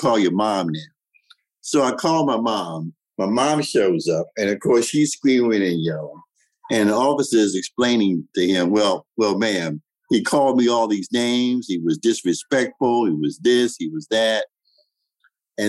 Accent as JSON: {"language": "English", "town": "Washington", "region": "District of Columbia", "country": "United States", "tie": "born or raised there", "said": "I grew up in Washington, D.C. in the 50s and the 60s"}